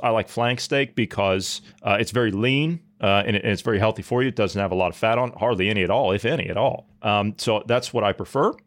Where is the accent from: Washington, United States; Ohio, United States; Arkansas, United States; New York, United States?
Ohio, United States; moved away; natively I come from Ohio, and Amish country is not too far from where I grew up